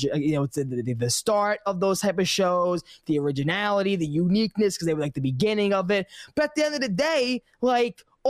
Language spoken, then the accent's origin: English; New York, United States; I'm from New York.